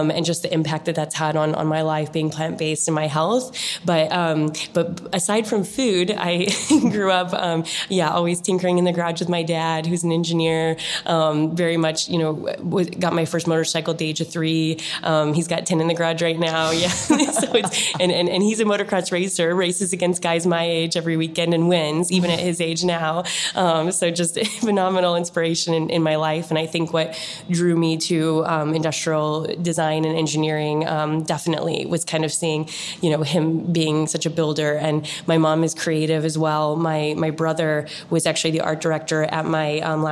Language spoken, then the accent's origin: English; Illinois, United States; I grew up in a very, very small country town, almost no one's heard of, in the middle of Illinois. Midwest at heart